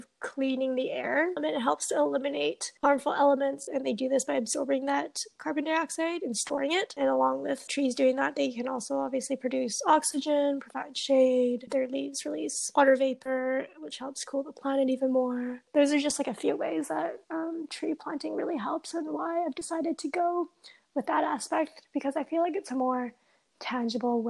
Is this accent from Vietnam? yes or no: no; British Columbia, Canada; growing up in British Columbia, we're known for our nature. I mean, I've grown up here, born, raised here